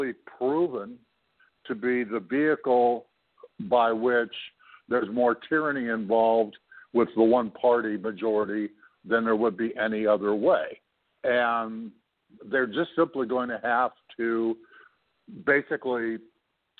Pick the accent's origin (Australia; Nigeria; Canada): Canada; I'm not an American. I'm a Canadian.